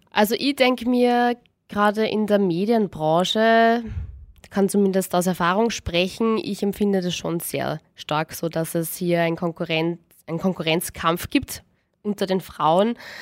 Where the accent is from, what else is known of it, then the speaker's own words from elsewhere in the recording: Austria; bei uns in Österreich